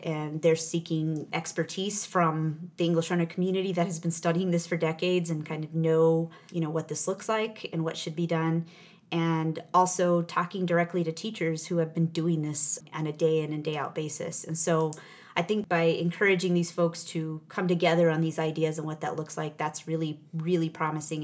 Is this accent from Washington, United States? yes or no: no; New Mexico, United States; I'm I'm a native of New Mexico. Mm-hmm. I grew up there in a rural town